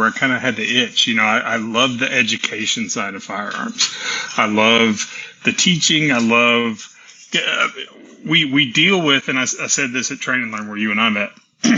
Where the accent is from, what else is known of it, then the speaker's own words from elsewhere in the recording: Tennessee, United States; also born or lived in Texas; I was born in Texas and raised in Tennessee